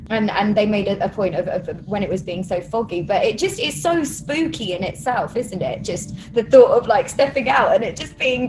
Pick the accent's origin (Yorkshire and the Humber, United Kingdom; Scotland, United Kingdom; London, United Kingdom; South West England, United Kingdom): London, United Kingdom; I'm born and raised in London. I'm from Camden.